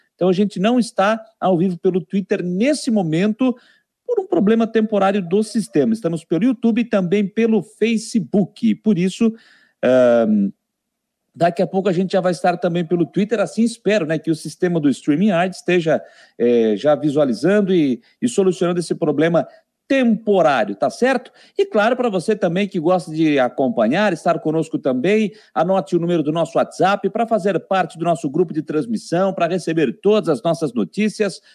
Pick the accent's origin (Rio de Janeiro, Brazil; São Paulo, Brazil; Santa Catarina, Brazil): Santa Catarina, Brazil; Criciúma; Sou natural de Criciúma e onde eu estou nesse momento